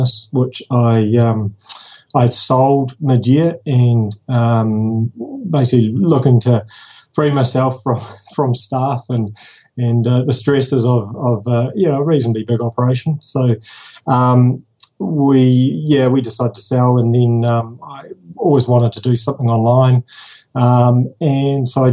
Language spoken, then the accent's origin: English; New Zealand; accent: Kiwi